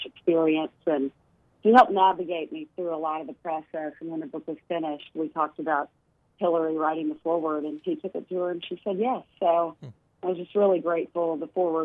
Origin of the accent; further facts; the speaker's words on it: Arkansas, United States; moved away; my home state